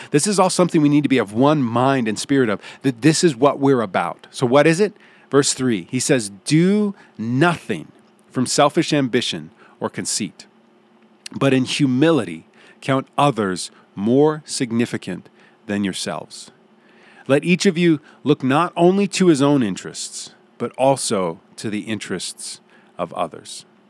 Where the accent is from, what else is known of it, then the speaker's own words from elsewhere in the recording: United States; if you grew up in the United States of America